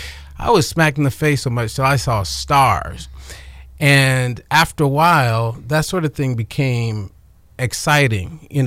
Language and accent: English; Chicago, Illinois, United States; You know, growing up, I grew up on the South Side of Chicago.